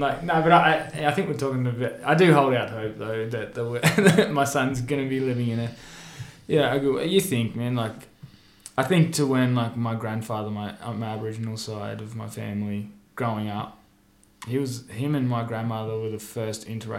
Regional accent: Miami, Florida, United States; Like, I remember when I grew up in Miami, a couple of blocks from here, eating dinner and seeing the Gulf War on the news.

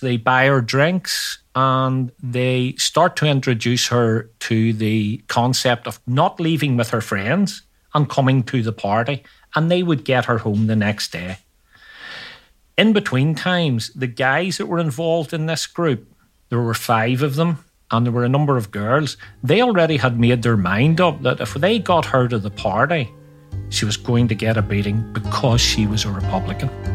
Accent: Northern Ireland, United Kingdom; growing up in Northern Ireland

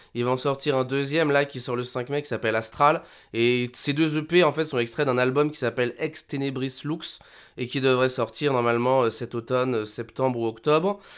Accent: Haute-Savoie, Auvergne-Rhône-Alpes, France; moved away; je viens quand même de Haute-Savoie, les montagnes

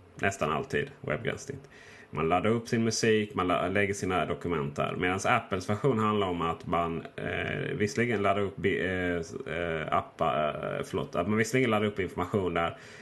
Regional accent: Blekinge, Sweden; moved away; till mina föräldrar hemma i Blekinge

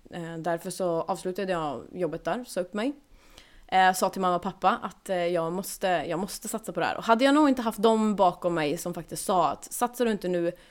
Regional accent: Norrland, Sweden; Alltså vet, som sagt, jag är från Norrland. Mina föräldrar älskar surströmming.

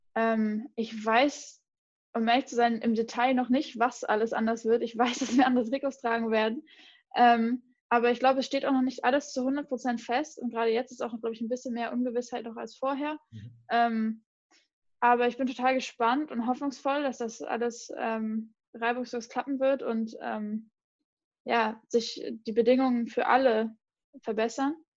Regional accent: near Mainz, Rhineland-Palatinate, Germany; ich bin in der Nähe von Mainz aufgewachsen

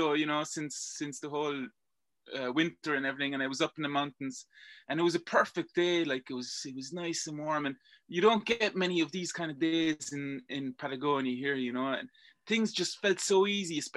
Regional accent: Belgium; accent: Irish; I was born and raised in Belgium, but I don't have the Belgian nationality. My nationality is Irish.

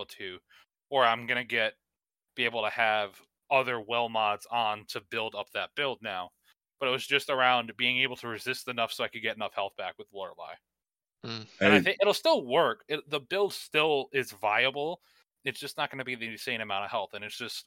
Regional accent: Northeast, United States; I'm from Northeast, not Massachusetts

